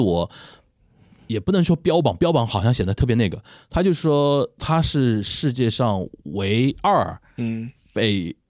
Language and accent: Chinese; China; 作为中国人，我们说作为中国人情绪是蛮复杂的